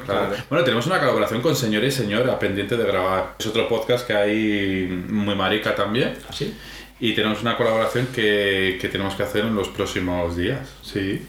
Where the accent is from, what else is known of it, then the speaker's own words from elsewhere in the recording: Madrid periphery, Community of Madrid, Spain; nosotros no somos ni de Madrid capital, que al final estamos en la periferia